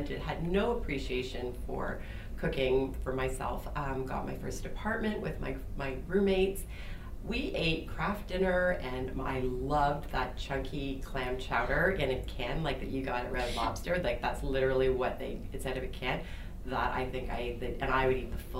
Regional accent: Peterborough, Ontario, Canada; growing up in Peterborough, small community

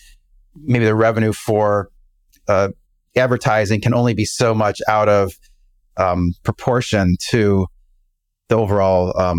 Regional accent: Chicago, Illinois, United States; Yeah, you know, I grew up in the Chicago area.

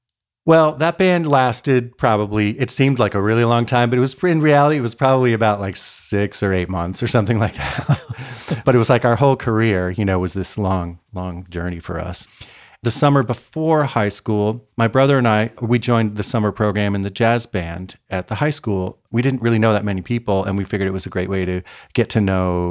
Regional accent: Connecticut, United States; also born or lived in Cincinnati, Ohio / Detroit / Chicago / Atlanta; I was born in Cincinnati, Ohio. Then we moved to Detroit, then Chicago, then Atlanta. And then I spent like eighth grade through high school in Connecticut

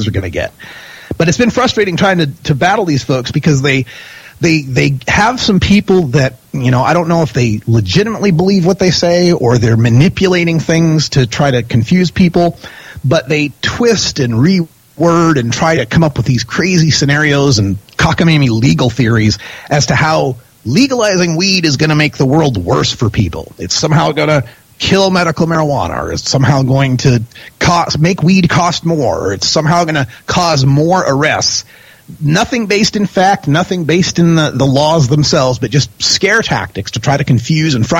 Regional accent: Idaho, United States; I come from Idaho

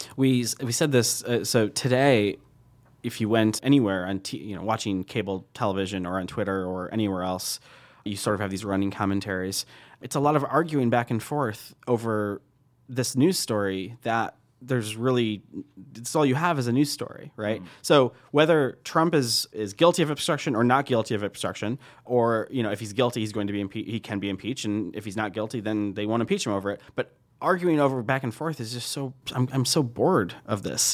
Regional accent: United States

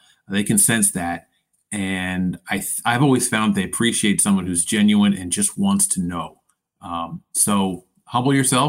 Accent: Philadelphia, Pennsylvania, United States; I was born in Philadelphia in 1975, and so if you fast forward ahead 5-6 years, Phillies are the best team in baseball, and I'm growing up in the suburbs

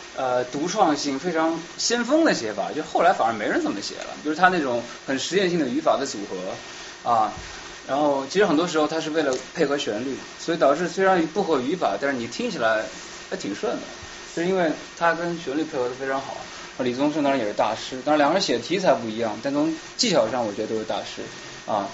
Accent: Shanghai, China; now in Boston, United States; 可能因为我们都是上海人

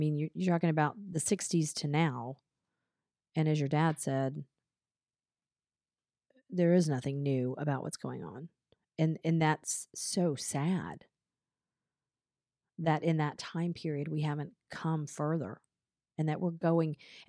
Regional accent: Atlanta, Georgia, United States; That's where I hung out when I was growing up in Atlanta.

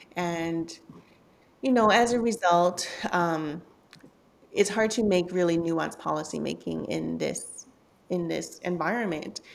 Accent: Vancouver, British Columbia, Canada; also born or lived in Hong Kong; growing up in Canada, I was born in Hong Kong

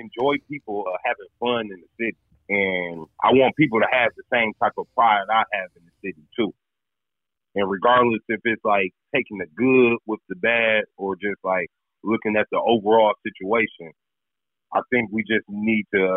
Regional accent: Detroit, Michigan, United States; we're from Detroit, like from the streets of Detroit

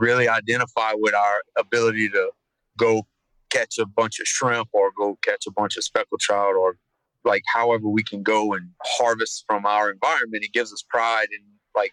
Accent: Thibodaux, Louisiana, United States; I'm born and raised in Thibodaux, right on the bayou.

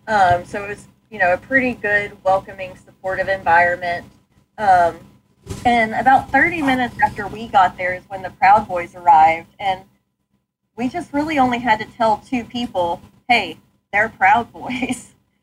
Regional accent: Texas, United States; Like I grew up in North Texas.

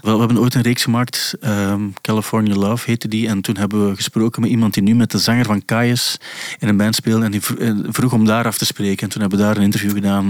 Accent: Belgium; als Belgen

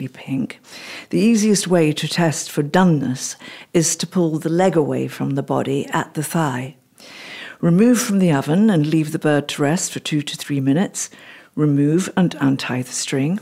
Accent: Stoke Prior, West Midlands, United Kingdom; I was born in the Midlands, in the West Midlands, in a little village called Stoke Briar, near to a town called Bromsgrove, near to the county of Worcestershire. And so we were brought up on a council house estate in Worcestershire

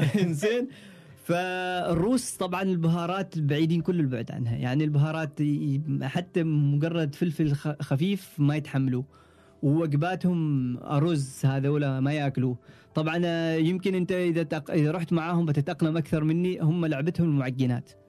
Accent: Oman; أنا كعماني وتقريباً أطول عماني معانا

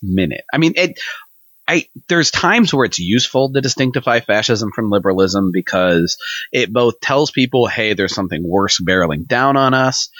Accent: Missouri, United States; we're from fucking Missouri

